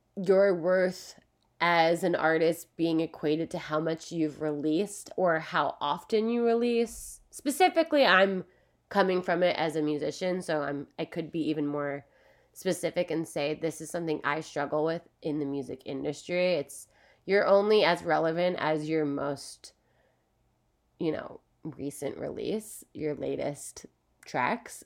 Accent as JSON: {"language": "English", "town": "Philadelphia", "region": "Pennsylvania", "country": "United States", "moved": "yes", "lives_now": "California, United States", "said": "I'm from Philadelphia. I live in California"}